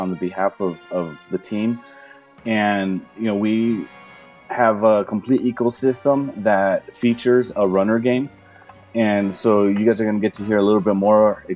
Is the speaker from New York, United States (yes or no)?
no; Southern California, United States; I'm from Southern California